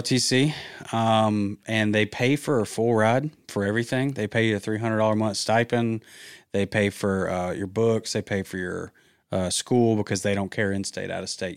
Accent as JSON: {"language": "English", "region": "Georgia", "country": "United States", "also_born_or_lived": "Auburn, Alabama", "moved": "as an adult", "lives_now": "Birmingham, United States", "said": "I'm from Georgia"}